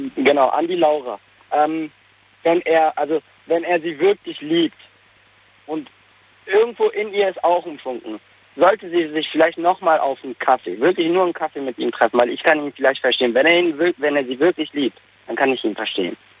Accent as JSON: {"language": "German", "region": "North Rhine-Westphalia", "country": "Germany", "also_born_or_lived": "Bavaria", "moved": "as an adult", "said": "ich bin ja aus Nordrhein-Westfalen"}